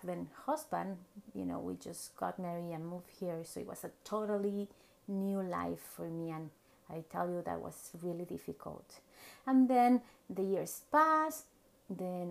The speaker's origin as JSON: {"language": "English", "region": "Mexico City", "country": "Mexico", "tie": "born or raised there", "second_language": "English", "moved": "as an adult", "lives_now": "Vancouver, Canada", "said": "I was born and raised in Mexico City, and then I moved to Vancouver, Canada"}